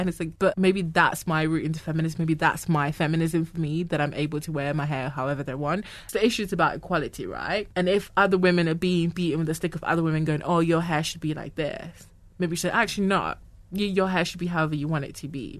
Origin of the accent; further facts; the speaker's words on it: Ghana; moved away; I was born in Ghana. I grew up in Ghana.